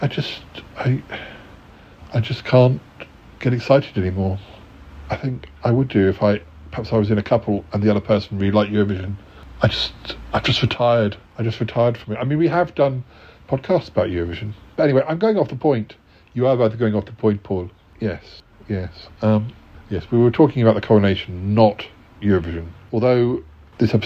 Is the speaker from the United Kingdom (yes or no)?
yes; United Kingdom; I'm British